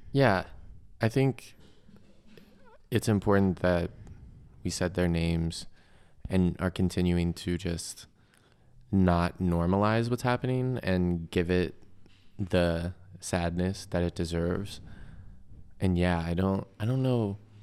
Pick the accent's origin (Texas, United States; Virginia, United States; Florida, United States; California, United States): Virginia, United States; Chesapeake; moved away; my hometown in Chesapeake